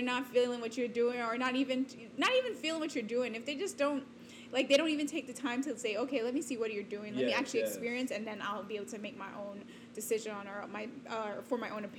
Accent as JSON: {"language": "English", "region": "New York", "country": "United States", "tie": "born there", "said": "my family's from New York. I was born in New York. So I was always familiar with the New York lifestyle, you know?"}